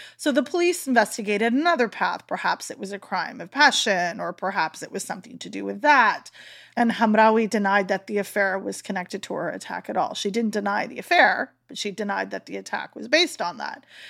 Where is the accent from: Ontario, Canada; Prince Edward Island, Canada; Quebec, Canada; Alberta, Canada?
Prince Edward Island, Canada; North Shore; I'm from the Northwest Shore there, that's where I am, and I consider home